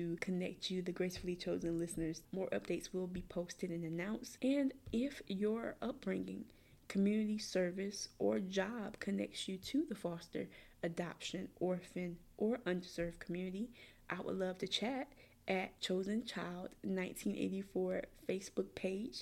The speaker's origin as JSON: {"language": "English", "town": "Columbia", "region": "South Carolina", "country": "United States", "tie": "born or raised there", "said": "I grew up in the Richland County foster care system, which is located in Columbia, South Carolina"}